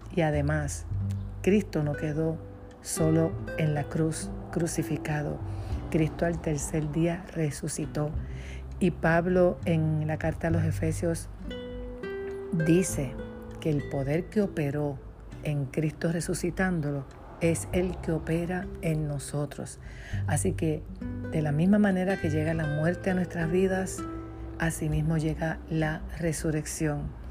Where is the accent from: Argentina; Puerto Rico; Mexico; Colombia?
Puerto Rico; de Puerto Rico